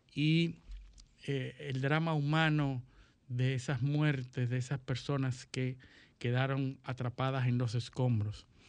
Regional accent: Dominican Republic; los que somos liceístas y dominicanos

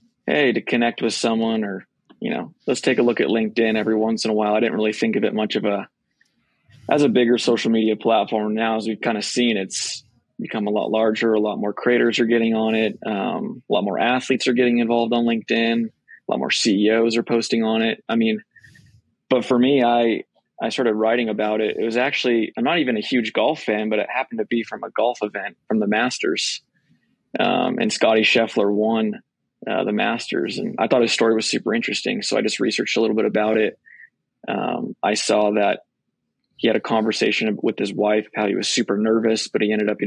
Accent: Boston, Massachusetts, United States; moved away; also born or lived in Texas; I grew up in Boston, but I also lived in Texas for some of my life

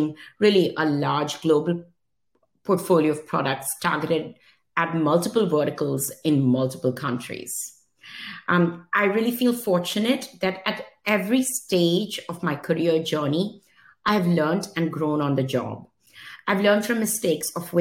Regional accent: Mumbai, Maharashtra, India; moved away as an adult; now in United States; I was born in Mumbai, India, and lived there almost till the age of 21

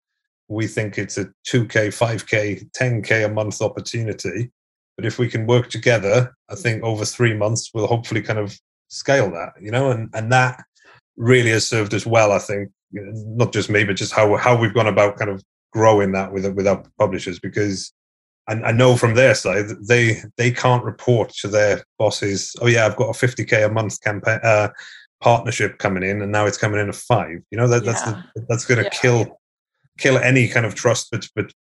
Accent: West Wales, United Kingdom; I'm British, but I grew up in West Wales, so I'm Welsh

